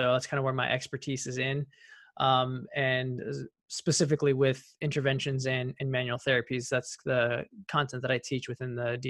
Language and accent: English; Southern California, United States; moved away as an adult; now in Terre Haute, United States; I'm originally from Southern California.